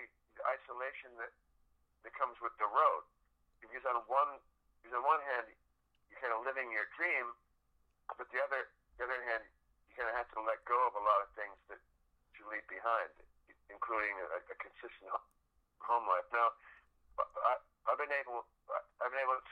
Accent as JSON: {"language": "English", "town": "Buffalo", "region": "New York", "country": "United States", "said": "I'm from Buffalo, New York"}